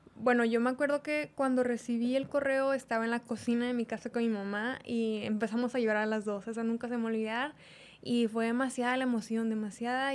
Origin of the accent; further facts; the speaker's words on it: Monterrey, Nuevo León, Mexico; yo soy regia, mm, soy de aquí de Monterrey